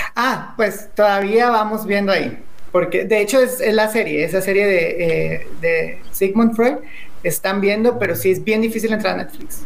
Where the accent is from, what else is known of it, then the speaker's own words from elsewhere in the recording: Guatemala; yo amo demasiado mi país